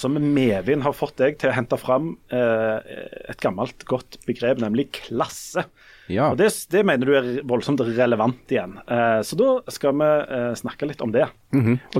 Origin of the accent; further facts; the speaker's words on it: Hommersåk / Stavanger area, Rogaland, Norway; så det er jo en kommune der jeg kommer fra, og der jeg bor nå.